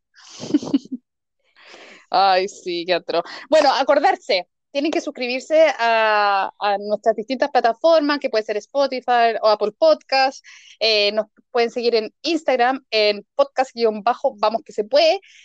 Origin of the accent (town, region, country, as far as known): Chile